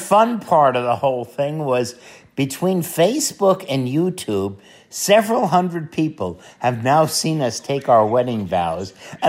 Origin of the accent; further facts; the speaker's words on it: Dallas, Texas, United States; we're from Dallas, Texas.